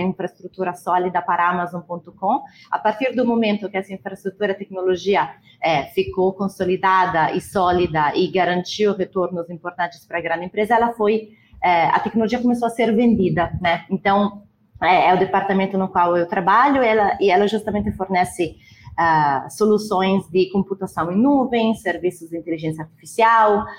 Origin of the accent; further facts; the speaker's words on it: near Milan, northern Italy, Italy; Portuguese is a second language; moved away as an adult; also born or lived in Lisbon, Portugal / Lucerne, Switzerland; now in Brazil; Eu sou, eu sou, então, do norte da Itália, né, perto de Milão.